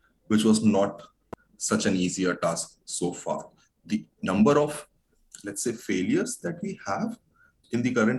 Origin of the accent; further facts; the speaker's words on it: India; I'm from an Indian community